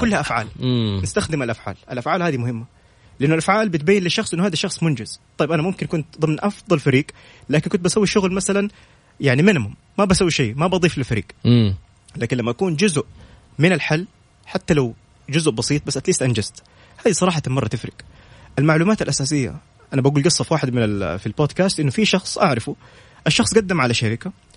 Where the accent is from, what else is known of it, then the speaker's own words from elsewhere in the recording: Saudi Arabia; كلنا كسعوديين